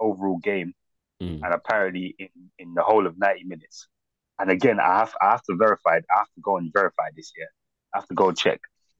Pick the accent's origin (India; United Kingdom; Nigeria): Nigeria; I'm Nigerian, bro.